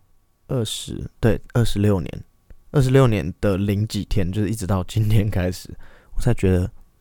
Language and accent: Chinese; Tainan, Taiwan; 我是我来自台南。